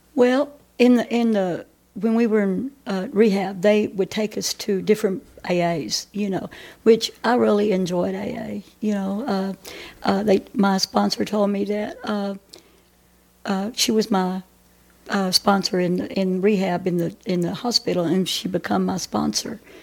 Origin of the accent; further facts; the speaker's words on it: Athens, Texas, United States; also born or lived in Grand Prairie, Texas; now in Murchison, United States; I was raised down here in Athens